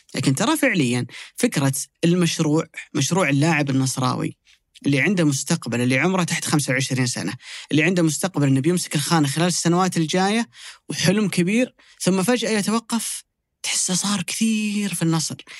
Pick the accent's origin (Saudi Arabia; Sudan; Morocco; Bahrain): Saudi Arabia; كلنا كسعوديين